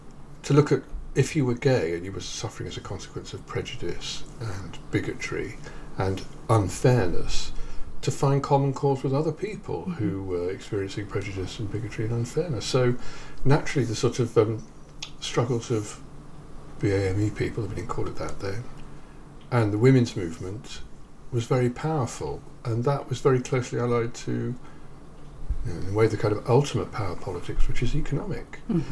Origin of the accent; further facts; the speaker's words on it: England, United Kingdom; I'm an English public school boy, ex-chorister.